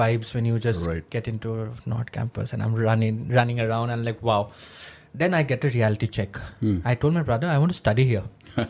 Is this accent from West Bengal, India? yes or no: no; Guwahati, Assam, India; I come from Guwahati